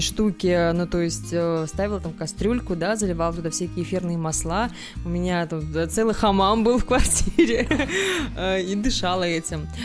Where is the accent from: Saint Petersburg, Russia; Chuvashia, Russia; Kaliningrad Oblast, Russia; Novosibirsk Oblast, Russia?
Kaliningrad Oblast, Russia; Kaliningrad; я из Калининграда